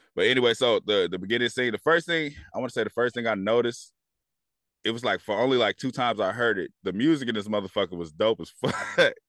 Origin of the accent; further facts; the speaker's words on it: Bay Area, California, United States; I'm from the Bay Area